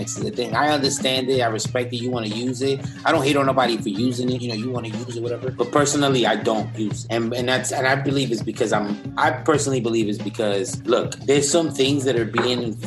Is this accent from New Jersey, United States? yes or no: no; New York, United States; We're from New York